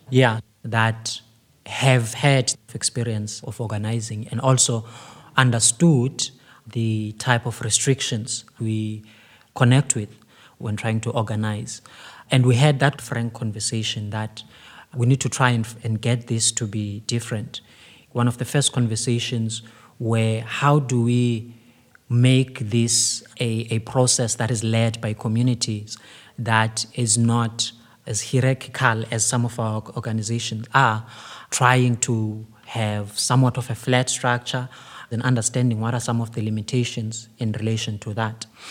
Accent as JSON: {"language": "English", "town": "Cape Town", "region": "Western Cape", "country": "South Africa", "said": "I come from Kailicha"}